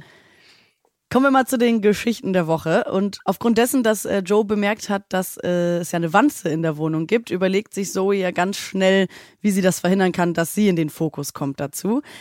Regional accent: Hamburg, Germany; moved away; Ich komme aus Hamburg

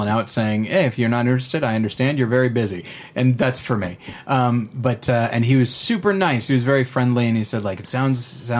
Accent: California, United States; I grew up in California

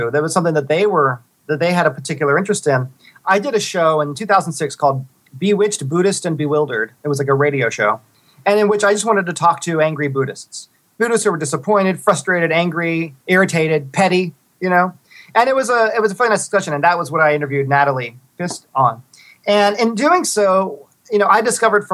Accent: South Texas, United States; I'm from South Texas

